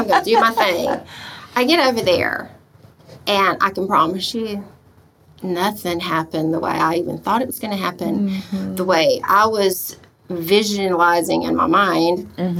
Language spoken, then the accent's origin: English; Albany, Georgia, United States; born or raised there; moved away as an adult